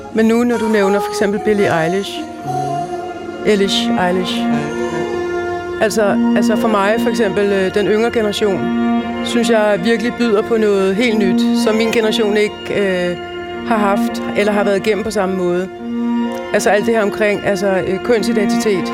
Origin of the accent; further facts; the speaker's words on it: Denmark; jeg bor i Danmark, jeg voksede op i Danmark, jeg er dansker